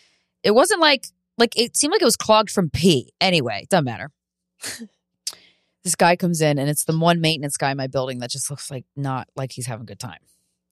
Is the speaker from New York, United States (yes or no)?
yes; New York, United States; It just happens to be a mirror to how fast my pace actually is as a New Yorker.